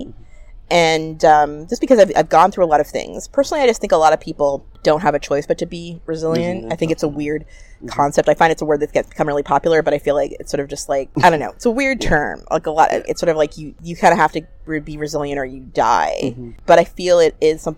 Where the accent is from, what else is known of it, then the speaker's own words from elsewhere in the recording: Ottawa, Ontario, Canada; I'm born and raised in Ottawa